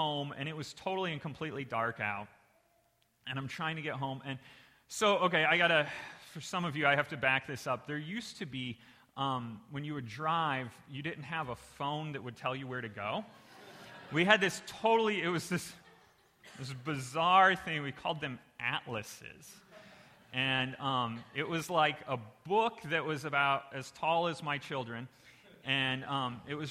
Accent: Indiana, United States; moved away; I'm originally from Indiana

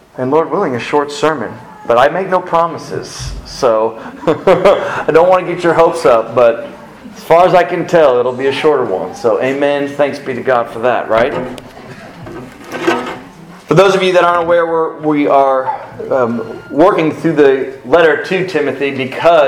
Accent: South Florida, United States; I grew up in South Florida

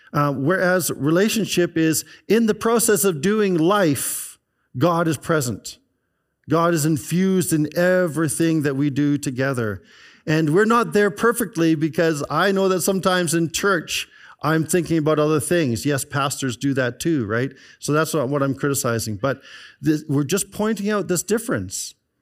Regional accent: British Columbia, Canada; there was Old Kelowna is a group that I belong to because I grew up in the Okanagan Valley. And they showed a picture of West Bank in around early 1970s. And I could see where our house was.

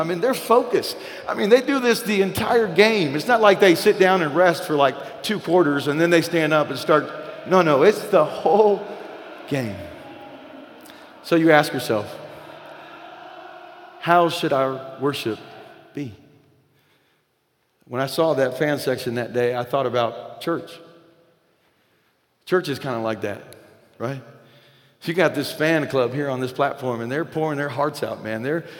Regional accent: the South, United States; And listen, this is not a Latino thing or Hispanic thing, and because I'm white and I'm from the South.

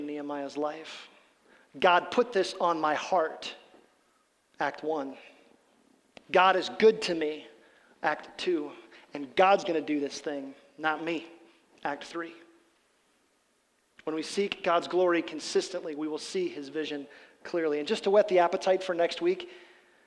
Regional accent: Midwest, United States; we're from the Midwest

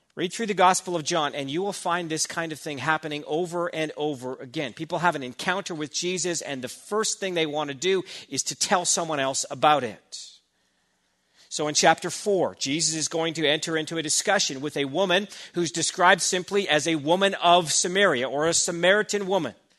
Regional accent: Burnaby, British Columbia, Canada; I grew up in Burnaby

